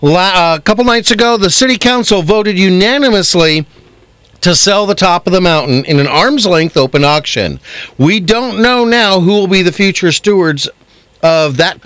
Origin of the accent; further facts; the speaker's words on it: East Coast, United States; accent: East Coast; I don't know what. I got my East Coast accent going on.